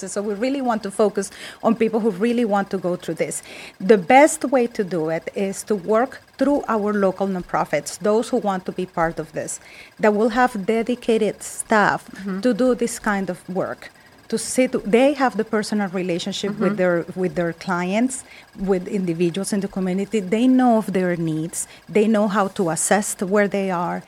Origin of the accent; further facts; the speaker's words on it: Colombia; English is a second language; moved away as an adult; also born or lived in Westport; now in Wallingford, United States; I'm Colombian